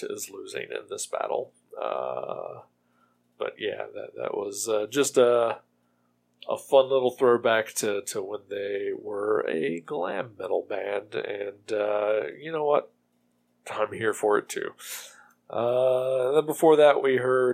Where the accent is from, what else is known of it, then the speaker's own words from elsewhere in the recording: Ohio, United States; my home state of Ohio